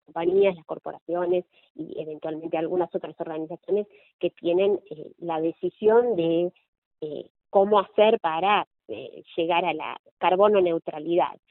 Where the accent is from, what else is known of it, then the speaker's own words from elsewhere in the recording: Argentina; como argentina